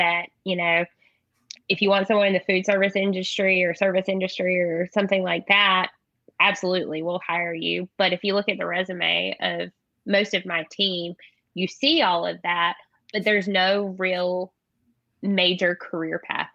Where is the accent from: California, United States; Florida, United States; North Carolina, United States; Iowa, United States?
North Carolina, United States; moved away as an adult; also born or lived in Texas; I'm from North Carolina, so I thought it was going to be really easy to find a job in my home state, an hour from where I grew up